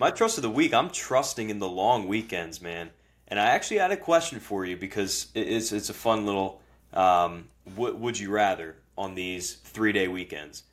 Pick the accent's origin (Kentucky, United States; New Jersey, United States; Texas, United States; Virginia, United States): New Jersey, United States; moved away as an adult; now in Philadelphia, United States; I live in Philly. Obviously, we're from Jersey